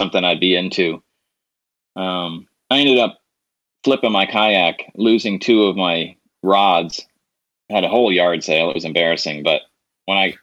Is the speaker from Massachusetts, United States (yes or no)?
yes; Massachusetts, United States; moved away as an adult; now in Mississippi, United States; I grew up in Massachusetts